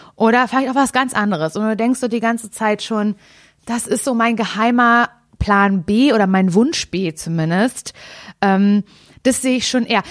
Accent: Mecklenburg-Vorpommern, Germany; mein Herz schlägt ja für Norddeutschland, wie wir alle wissen, weil ich komme aus MacPom

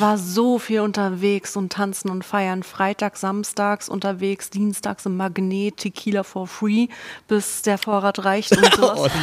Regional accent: East Germany, Germany; Ich bin Ossi-Kind. Ich bin mit einem Jahr direkt in eine Krippe gekommen

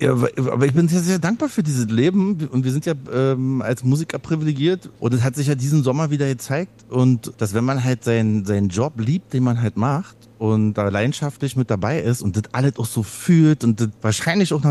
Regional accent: East Germany, Germany; also ich komme ja aus dem Osten

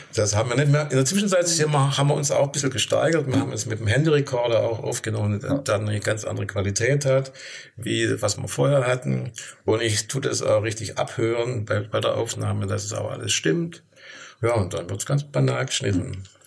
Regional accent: Stuttgart, Baden-Württemberg, Germany; moved away as an adult; now in Rhön, Germany; Ich komme komm aus Stuttgart und meine Frau hat mich vor 35 Jahren in die Rhön gelockt

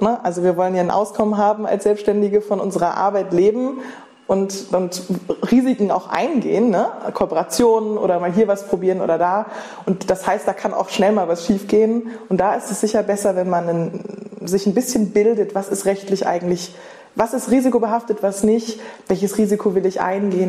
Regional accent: Germany; moved away as an adult; also born or lived in London / Berlin / Paris; Bei Bremen, Bei Bremen. in Norddeutschland

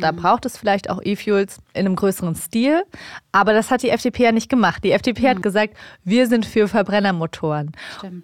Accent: Germany; ich bin hier aufgewachsen, ich lebe hier, ich habe hier meinen Lebensmittelpunkt.

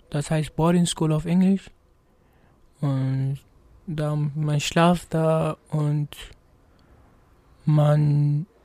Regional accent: Gambia; moved away; also born or lived in United States; Aus Gambia.

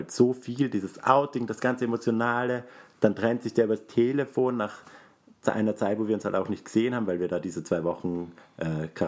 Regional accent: Graz, Styria, Austria; Ich bin Grazer, kein Steirer, ist ein Unterschied.

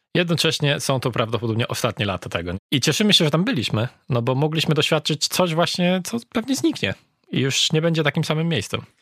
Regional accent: Poland; mówiliśmy, że jesteśmy z Polski

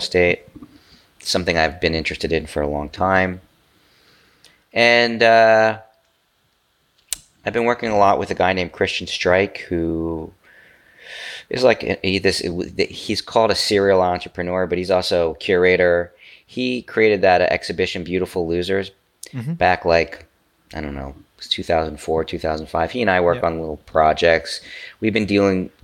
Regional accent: United States; I'm an American

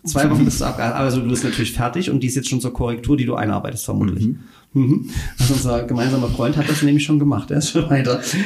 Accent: Upper Lusatia, Saxony, Germany; bei uns in Oberlausitz ähm, gab es nur evangelischen Kat Religionsunterricht

